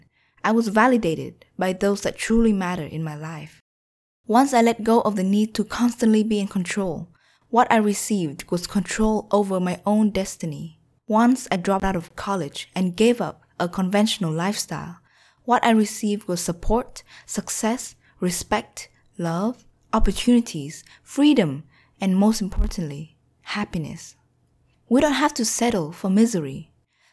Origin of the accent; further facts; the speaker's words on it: Vietnam; moved away; also born or lived in United States; plan to move to Vietnam, my home country